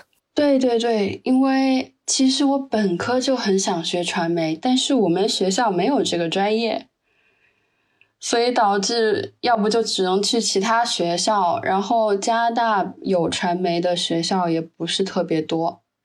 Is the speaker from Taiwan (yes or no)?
no; southern China, China; moved away; also born or lived in Edmonton, Canada; 我是南方人嘛